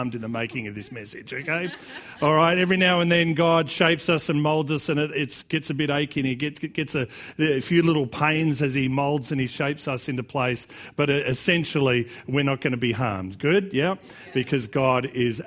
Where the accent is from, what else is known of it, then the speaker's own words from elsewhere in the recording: Australia; accent: Australian; it's just going to be as Australian as it's going to get